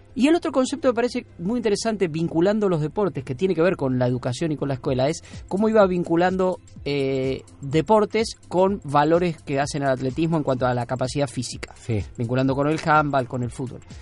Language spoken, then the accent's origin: Spanish; Argentina; vivimos en la Argentina, nacimos en la Argentina